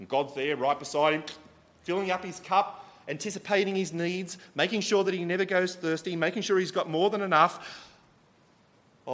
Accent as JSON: {"language": "English", "country": "Australia", "said": "I'm from Australia, I'm here in Porto"}